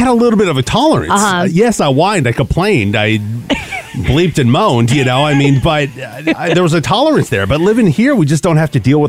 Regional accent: Pacific Northwest, United States; moved away; I grew up in the Pacific Northwest.

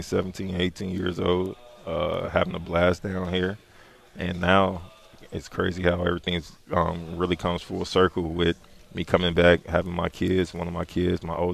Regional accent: Chicago, Illinois, United States; now in Memphis, United States; I'm from Chicago, but they remember me here as a kid

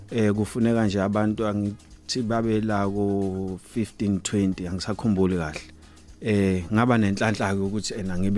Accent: Mangete, KwaZulu-Natal, South Africa; Ngizalelwe eh endaweni yaseMangethe emacambini ngaphansi kwenkosi u uMathaba ngafunda e, e e primary e ewango primary ngaqeda umatric wami esomshoko secondary

